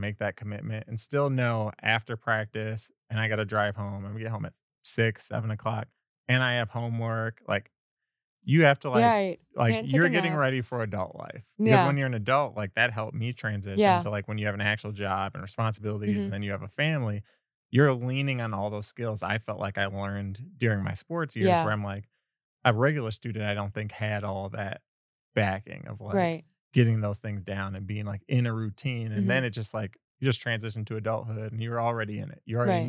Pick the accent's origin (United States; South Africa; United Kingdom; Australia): United States; Wisconsin; moved away as an adult; now in Las Vegas, United States; I'm from Wisconsin, moved out to Las Vegas after that.